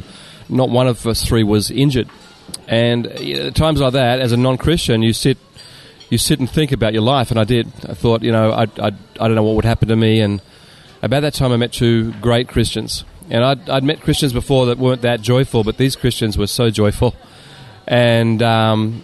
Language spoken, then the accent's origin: English; Sydney, New South Wales, Australia; moved away as an adult; now in Japan; I was born in Sydney and raised in the beach suburbs.